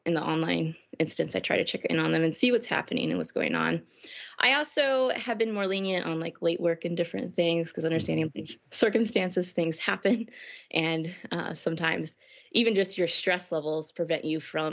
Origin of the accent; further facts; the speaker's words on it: Missouri, United States; moved away as an adult; also born or lived in Ohio; now in Woodbury, United States; I'm from Missouri originally